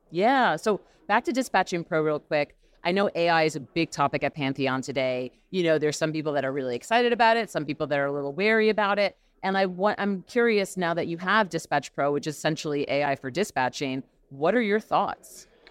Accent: New York, United States; now in Los Angeles, United States; I'm from New York originally

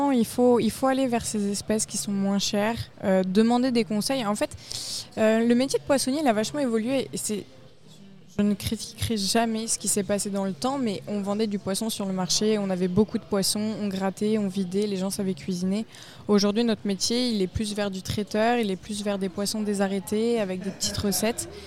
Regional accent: Cernay-la-Ville, Île-de-France, France; Je viens de la région parisienne, la vallée de Chevreuse.

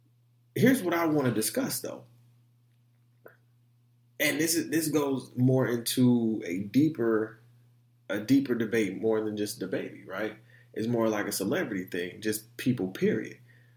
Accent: Detroit, Michigan, United States; also born or lived in Orlando, United States; Like, I come from Detroit. I come from Orlando, Central Orlando, too, the hoods of Orlando.

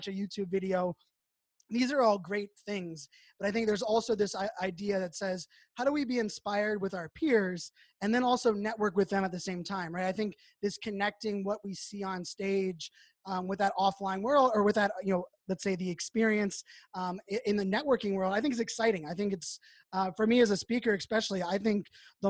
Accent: Pittsburgh, Pennsylvania, United States; I grew up in Pittsburgh.

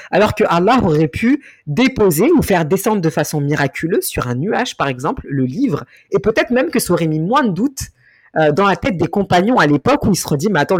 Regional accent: Mali; Certaines se reconnaissent sur certains éléments euh, de moi, soit parce que je suis malienne, soit parce que je suis noire, soit parce que je suis musulmane

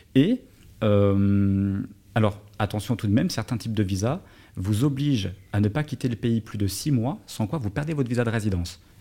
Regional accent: Paris, Île-de-France, France; moved away as an adult; now in Dubai, United Arab Emirates; j'ai grandi, j'ai vécu à Paris

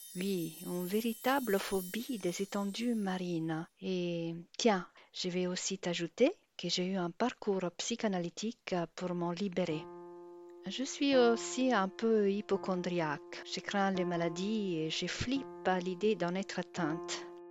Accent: Italy; French is a second language; now in Brittany, France; Je suis italienne et j'habite en Bretagne

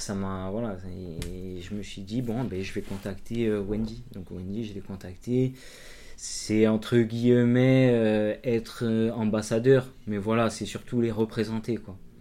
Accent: Castagniccia, Corsica, France; on monte chez moi en Castanic

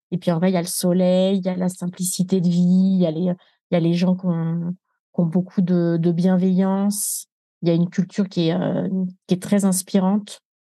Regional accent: France; moved away as an adult; also born or lived in Nepal; je suis née en France

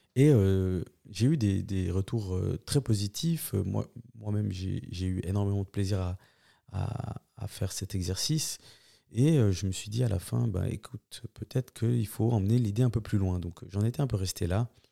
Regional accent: Switzerland; On est énormément de Suisses à, venir de, cette deuxième, deuxième génération

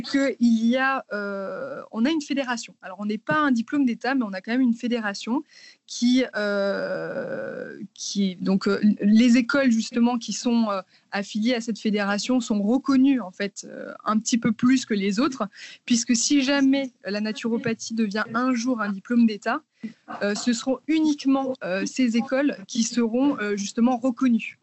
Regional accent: Martinique; moved away as an adult; now in Paris, France; j'habite à Paris depuis à peu près 7 ans. Euh, avant ça, j'ai grandi dans les Antilles, en Martinique

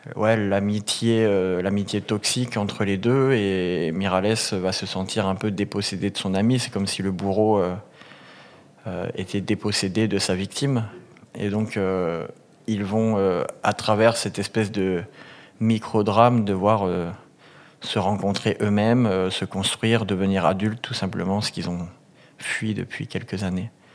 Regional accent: a small village near Montpellier, Occitania, France; je viens de, grossièrement d'un petit village du sud. Mhm. J'ai grandi à Montpérou

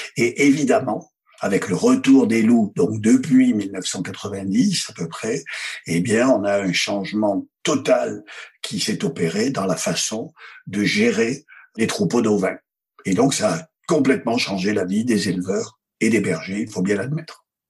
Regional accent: Provence-Alpes-Côte d'Azur, France; je suis fils d'assureur. C'est-à-dire que ça connaît dans mon bled des Hautes-Alpes. Mon père était assureur

